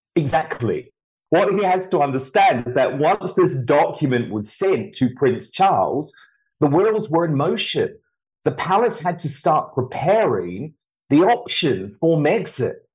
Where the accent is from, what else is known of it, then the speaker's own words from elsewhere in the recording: United Kingdom; someone like me, as a British citizen